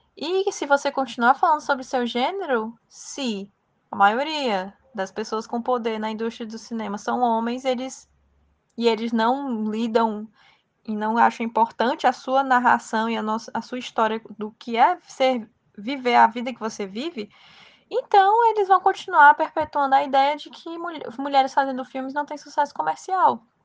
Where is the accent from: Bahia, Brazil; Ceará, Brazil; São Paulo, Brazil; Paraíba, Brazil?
Ceará, Brazil; como brasileira, como nordestina e como cearense que faz cinema